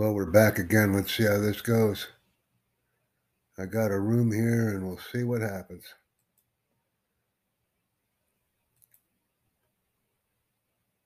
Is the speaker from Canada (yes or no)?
no; United States; I'm from the United States